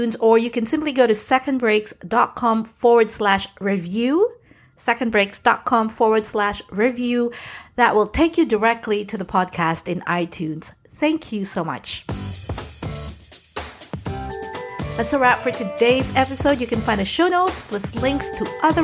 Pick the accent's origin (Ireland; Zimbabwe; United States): United States; New York; now in Florida, United States; I am actually from New York. I call myself a New Yorker.